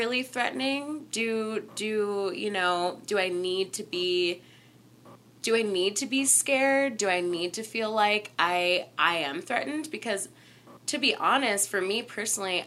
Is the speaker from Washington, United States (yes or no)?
no; Southern California, United States; I'm from Southern California, and there's a lot of coyotes